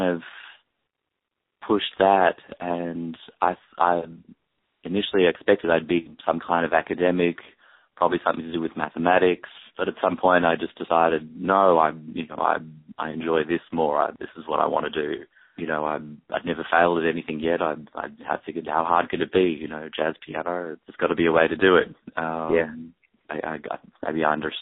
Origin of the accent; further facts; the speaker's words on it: Perth, Western Australia, Australia; moved away as an adult; also born or lived in Eugene, Oregon, United States / Melbourne, Victoria, Australia; now in United States; My parents moved to Perth for what was going to be 2 years for my dad to teach at a university there, and they were going to come back after that. They just didn't end up coming back